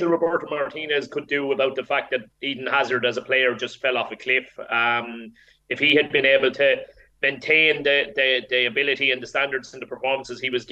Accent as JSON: {"language": "English", "country": "Ireland", "said": "as Irish people"}